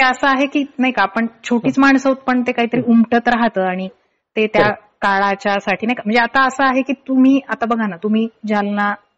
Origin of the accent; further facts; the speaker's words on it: Paithan, Maharashtra, India; मी पैठणची आहे